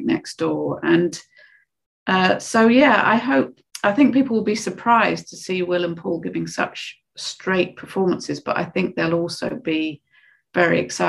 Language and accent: English; United Kingdom; being British